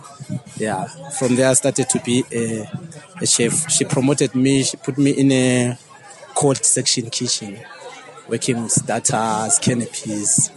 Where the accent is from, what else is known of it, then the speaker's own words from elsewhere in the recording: Soweto, Gauteng, South Africa; from Soweto